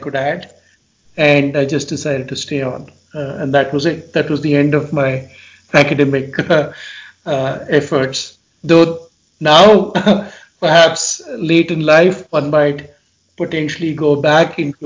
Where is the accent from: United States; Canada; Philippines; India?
India; moved away as an adult; also born or lived in England; my home country of India in the 5 years that I'd been away doing my master's and doctorate in England